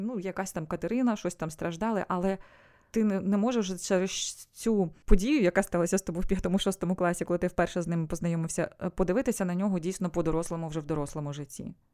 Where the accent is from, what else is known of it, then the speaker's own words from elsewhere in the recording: Sievierodonetsk, Luhansk Oblast, Ukraine; moved away as an adult; now in Spain; Я народилася в Сєвєродонецьку.